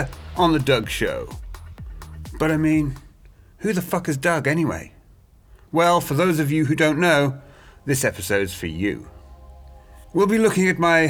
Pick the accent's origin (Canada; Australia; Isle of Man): Isle of Man; Douglas; moved away; also born or lived in Andover, England / Tidworth, England / London, England; I grew up on a small island where they still used to flog people when I was young.